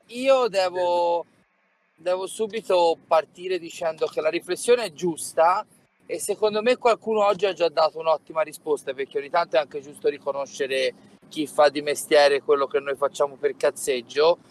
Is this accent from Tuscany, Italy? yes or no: yes; Tuscany, Italy; sono toscano